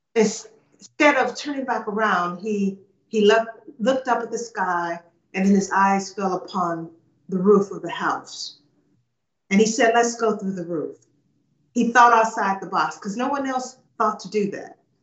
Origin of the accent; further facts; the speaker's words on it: United States; I grew up in the States